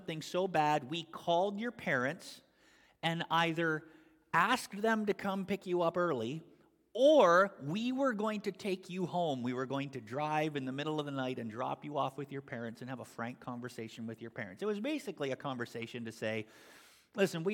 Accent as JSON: {"language": "English", "country": "Canada", "also_born_or_lived": "Toronto area, Ontario / Albany, New York", "moved": "as an adult", "lives_now": "United States", "said": "originally I come from Canada and I was part of the Canadian Christian and Missionary Alliance. And when I moved from the Eastern Canadian district in a suburb of Toronto to come to this district"}